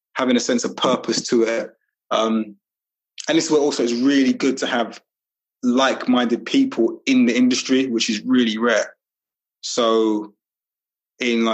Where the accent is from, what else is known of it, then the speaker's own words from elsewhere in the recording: London, United Kingdom; moved away as an adult; also born or lived in Highbury / Walthamstow; I grew up in Brixton